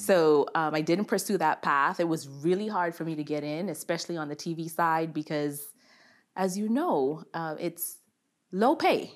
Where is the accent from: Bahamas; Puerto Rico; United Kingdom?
Bahamas; moved away; I am from the beautiful islands of the Bahamas